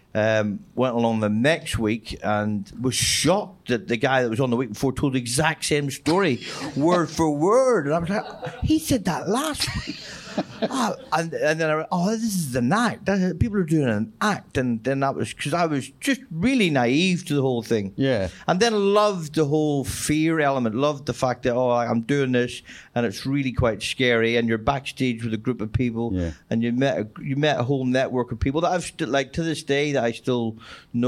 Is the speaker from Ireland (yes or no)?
yes; Ireland; moved away as an adult; also born or lived in Australia / London; as an Irish person going to Australia